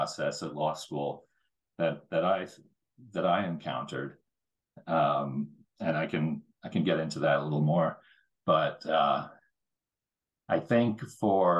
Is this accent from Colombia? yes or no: no; United States; growing up as an American